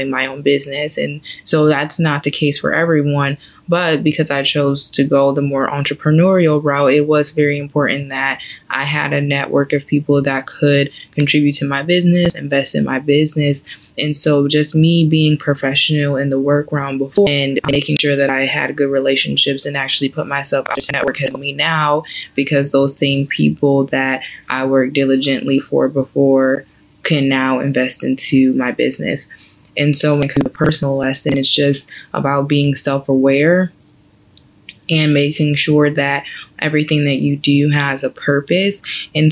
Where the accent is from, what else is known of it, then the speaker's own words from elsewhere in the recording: Janesville, Wisconsin, United States; moved away as an adult; also born or lived in Nashville, Tennessee / New York City / Atlanta; now in Houston, United States; I'm originally from Janesville, Wisconsin